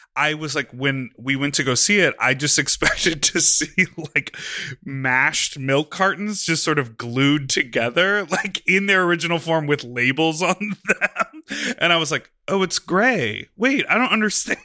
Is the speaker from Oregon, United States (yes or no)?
no; Chicago, Illinois, United States; I grew up in Chicago